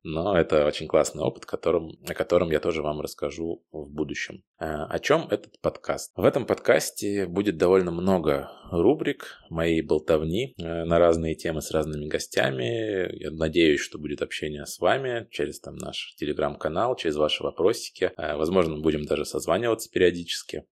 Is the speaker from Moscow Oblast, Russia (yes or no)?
yes; Moscow Oblast, Russia; moved away as an adult; now in Amsterdam, Netherlands; я родом из Подмосковья